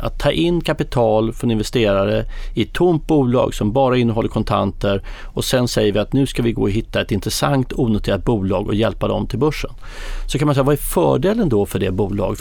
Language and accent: Swedish; Sweden; vi är svenskar själva